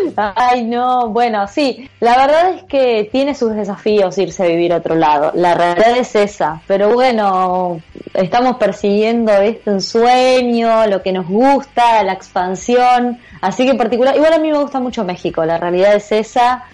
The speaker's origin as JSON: {"language": "Spanish", "country": "Argentina", "tie": "born or raised there", "said": "mi país, donde yo nací, que es Argentina"}